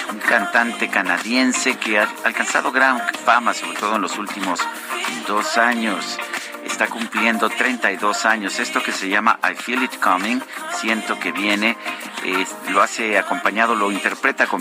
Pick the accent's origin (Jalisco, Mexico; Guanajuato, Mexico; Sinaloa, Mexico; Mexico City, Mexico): Mexico City, Mexico; Azcapotzalco; de Azcapo de Azcapo.